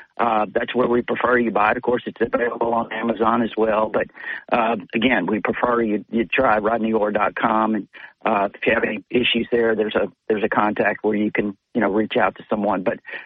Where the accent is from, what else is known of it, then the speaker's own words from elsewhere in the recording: Corpus Christi, Texas, United States; moved away as an adult; also born or lived in Mobile, Alabama; grew up in Corpus Christi, Texas, after moving from Mobile in the mid '60s and becoming an obsessed Alabama fan there as such a little kid